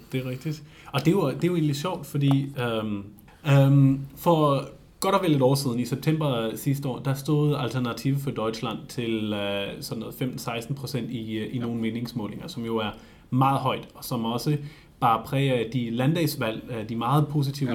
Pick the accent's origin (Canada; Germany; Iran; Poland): Germany; Northern Germany; now in Denmark; i den region i Tyskland, hvor jeg kommer fra, i det aller, aller nordligste nord